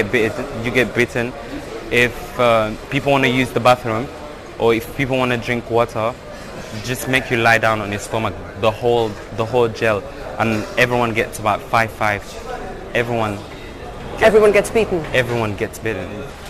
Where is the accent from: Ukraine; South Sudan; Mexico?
South Sudan; 18 years old. I come from South Sudan.